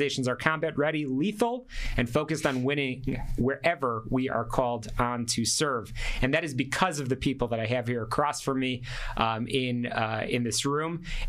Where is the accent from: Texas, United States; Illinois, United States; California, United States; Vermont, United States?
Illinois, United States; Chicago; now in Fort Bliss, United States; I am actually originally from Chicago. I'm a mobilized Army reservist here on Fort Bliss